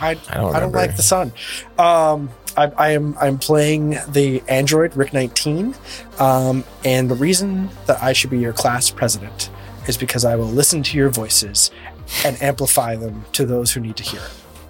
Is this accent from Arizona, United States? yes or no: no; Baltimore, Maryland, United States; I am hailing from Maryland, Baltimore area. I am 36 years old